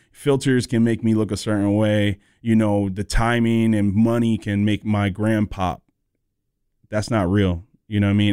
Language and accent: English; North Carolina, United States; also born or lived in Southern California; I moved here when I was eleven, so I'm from the South